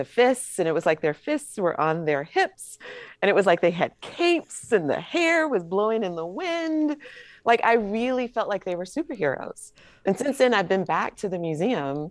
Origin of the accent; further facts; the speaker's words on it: Atlanta, Georgia, United States; I'm from Atlanta